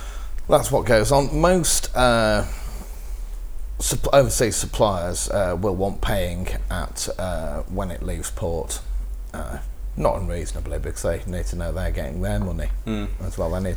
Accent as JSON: {"language": "English", "town": "Birmingham", "region": "West Midlands", "country": "United Kingdom", "said": "I'm from Birmingham."}